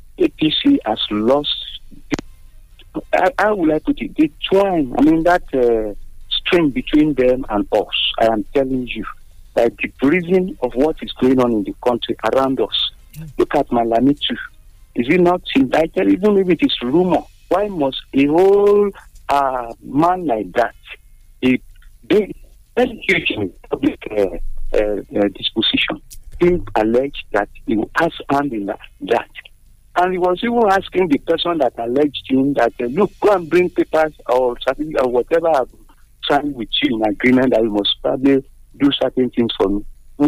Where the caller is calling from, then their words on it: Abeokuta, Ogun State, Nigeria; from Abeokuta.